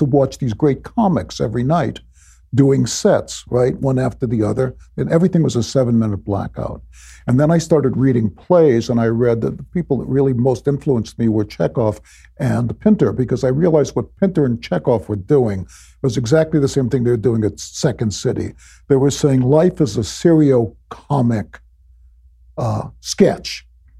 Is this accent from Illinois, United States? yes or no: yes; Chicago, Illinois, United States; moved away; also born or lived in Park Forest, Illinois / Vermont; I grew up on the south side of Chicago